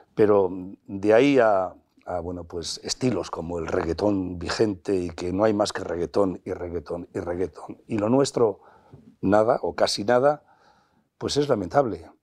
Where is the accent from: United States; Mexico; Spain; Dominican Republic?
Spain; Piñel de Abajo, Castile and León; nacido en Piñel de Abajo, en la provincia de Valladolid, ahí en la Ribera, nacido y criado en Casa de Labradores